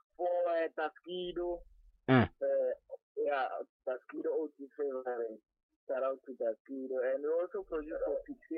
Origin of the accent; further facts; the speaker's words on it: Mpumalanga, South Africa; all the way from Mpumalanga, Vandevele. Born and raised in Timberlake, Vandevele.